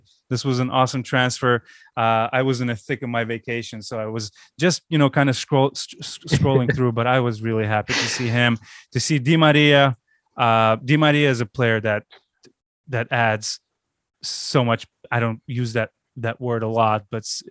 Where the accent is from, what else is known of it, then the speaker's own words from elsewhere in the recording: Baku, Azerbaijan; moved away; my hometown, Baku, I just came back from a 16-day vacation 20 years after I left.